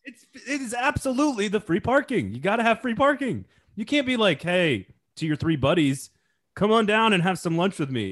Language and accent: English; Madison, Wisconsin, United States; I'm from Madison